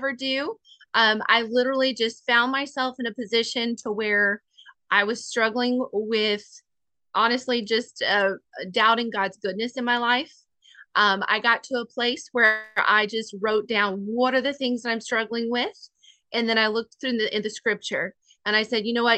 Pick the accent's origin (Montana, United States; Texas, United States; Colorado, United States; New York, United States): Texas, United States; Corpus Christi; also born or lived in Pensacola, Florida; I grew up in Texas, you know, the Corpus Christi area, born and raised, went to college in Florida, lived in Florida for a while, and then moved back to Texas